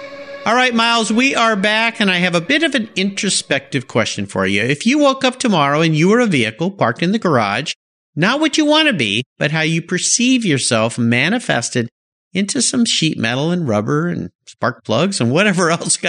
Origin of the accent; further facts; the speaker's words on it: La Jolla, California, United States; moved away; my hometown of La Jolla.